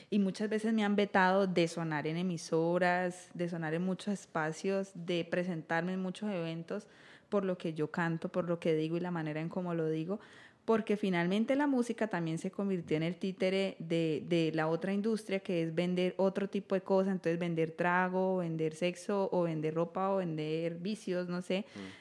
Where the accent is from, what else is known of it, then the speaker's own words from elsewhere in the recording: Colombia; como colombianos